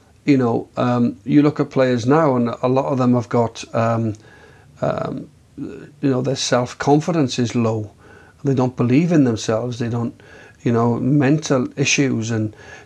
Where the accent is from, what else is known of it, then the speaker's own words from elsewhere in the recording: Swansea, Wales, United Kingdom; being a Welsh speaker from Swansea, being born in a Welsh sort of environment, Welsh school as a young boy